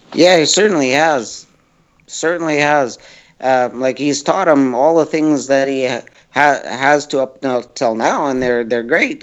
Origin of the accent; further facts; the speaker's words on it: Edmonton, Alberta, Canada; my hometown